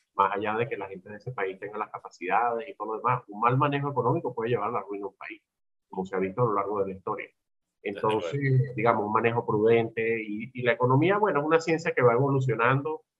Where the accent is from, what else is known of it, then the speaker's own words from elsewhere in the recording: Venezuela; also born or lived in United States; este es mi país, donde nací yo, me formé yo